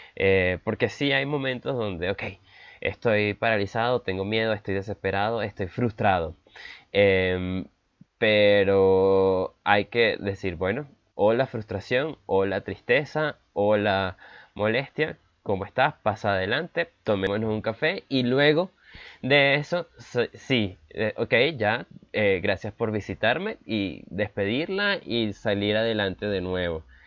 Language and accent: Spanish; Venezuela; now in Bogotá, Colombia; nací en Venezuela, pero vivo en Colombia en este momento